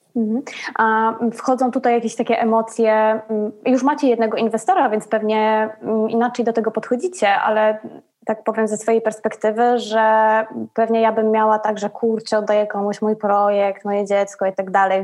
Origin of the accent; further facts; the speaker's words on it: Kraków, Lesser Poland, Poland; now in Rome, Italy; w Krakowie, gdzie, gdzie skąd, skąd jestem